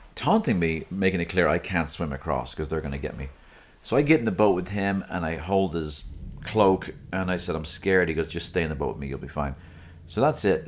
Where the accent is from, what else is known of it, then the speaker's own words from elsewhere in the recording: Dublin, Leinster, Ireland; now in United States; Balls Bridge, near where I grew up